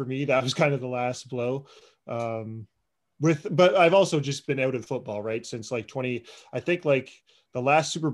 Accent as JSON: {"language": "English", "country": "Canada", "said": "we are Canadian"}